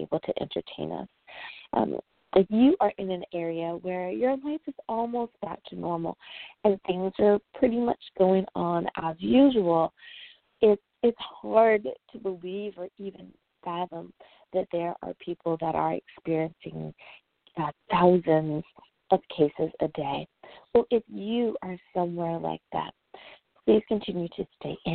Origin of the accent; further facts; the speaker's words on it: United States; my home country, the USA